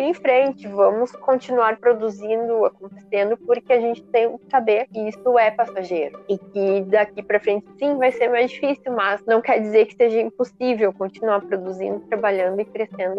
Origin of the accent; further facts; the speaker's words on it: Brazil; nós, como brasileiros